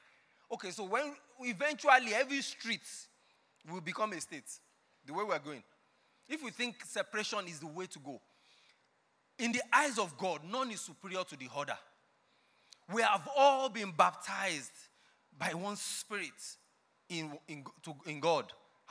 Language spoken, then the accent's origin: English; Ekiti, Nigeria; Before you start getting upset with me, I'm from Ekiti. But I didn't collect 10,000.